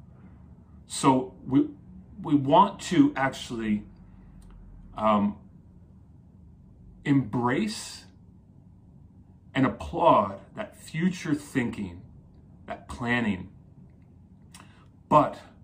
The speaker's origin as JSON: {"language": "English", "region": "New Jersey", "country": "United States", "tie": "born or raised there", "said": "I grew up in Jersey."}